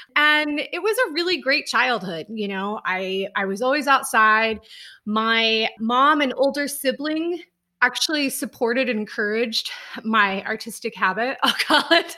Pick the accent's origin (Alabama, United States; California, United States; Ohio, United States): Ohio, United States; moved away as an adult; also born or lived in Boston, Massachusetts; now in Columbus, United States; So I'm originally from Ohio